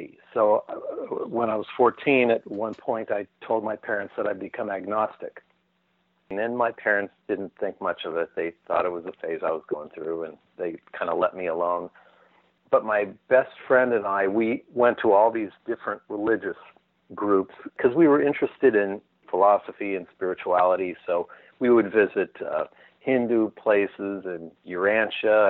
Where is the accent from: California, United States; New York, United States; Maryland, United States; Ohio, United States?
California, United States; Newport Beach; also born or lived in Pacific Palisades, California / Brentwood, California; When I was about eight, we moved to Newport Beach, California, in Orange County